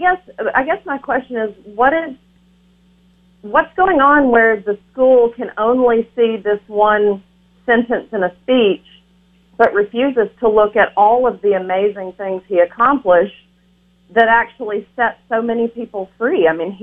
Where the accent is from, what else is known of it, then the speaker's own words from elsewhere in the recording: Alabama, United States; moved away; also born or lived in Maine / New York; I'm actually a Southerner, born and bred Alabamian, but I'm married to a Yankee. I've lived in Maine. I've lived in New York.